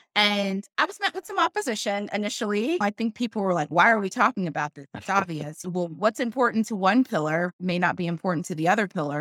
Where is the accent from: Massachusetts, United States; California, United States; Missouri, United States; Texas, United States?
Missouri, United States; Kansas City; now in Austin, United States; Kansas City, my hometown, go Chiefs, that's where I'm from